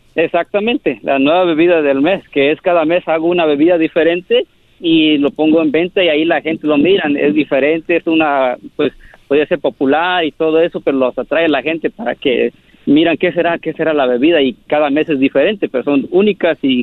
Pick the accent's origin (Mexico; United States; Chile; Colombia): United States; San Jose, California; now in Los Angeles, United States; Mis papás son de Oaxaca. Yo soy nacido aquí, en San José, California, pero yo vivo en Los Ángeles.